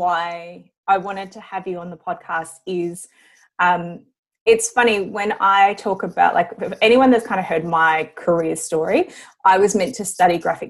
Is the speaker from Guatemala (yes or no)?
no; Brisbane, Queensland, Australia; accent: Aussie; English is a second language; moved away as an adult; also born or lived in Mauritius; now in Melbourne, Australia; I grew up in Brisbane, and I had moved from Brisbane to Melbourne.